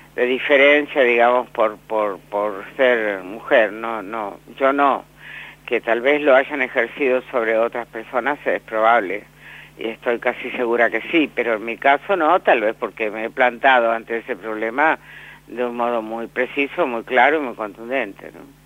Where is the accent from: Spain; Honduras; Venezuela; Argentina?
Argentina; Villaguay, Entre Ríos; yo nací en, en Villaguay